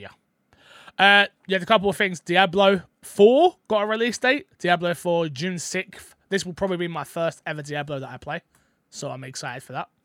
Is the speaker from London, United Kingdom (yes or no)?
yes; London, United Kingdom; I'm from London